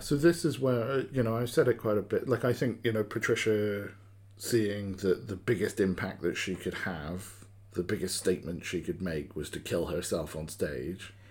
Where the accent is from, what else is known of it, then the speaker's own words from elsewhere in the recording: United Kingdom; I'm a Brit